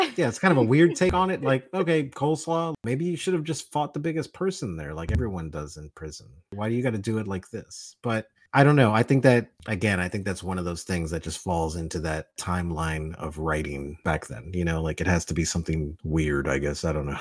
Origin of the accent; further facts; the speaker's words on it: Miami, Florida, United States; also born or lived in New York; I was born in New York, I was raised in Miami